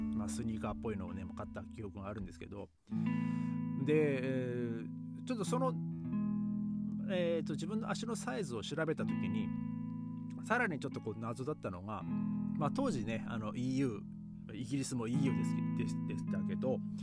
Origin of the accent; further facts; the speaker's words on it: Japan; moved away as an adult; now in Europe; 日本に帰った時にですね僕の地元